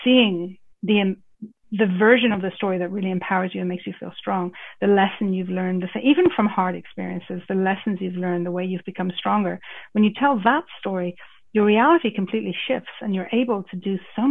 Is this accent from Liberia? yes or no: no; Ireland; my roots, because I grew up in Ireland